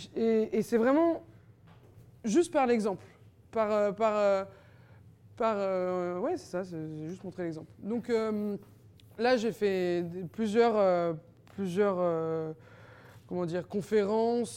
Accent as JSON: {"language": "French", "town": "Paris", "region": "Île-de-France", "country": "France", "said": "j'ai jamais quitté vraiment Paris. Et je me dis, je vais partir au Mexique pour aller vivre ailleurs. Et en fait, je suis restée trois mois et je me suis rendu compte qu'en fait, j'adore vivre à Paris et que je suis une vraie Parisienne"}